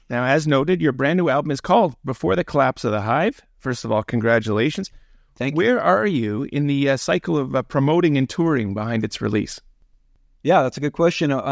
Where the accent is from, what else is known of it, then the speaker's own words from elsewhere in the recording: Toronto, Ontario, Canada; I was born in Toronto